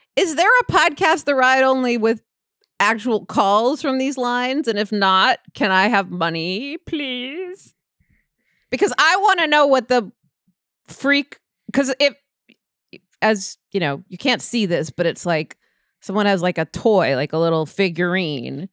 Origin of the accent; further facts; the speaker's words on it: New York, United States; I'm a New Yorker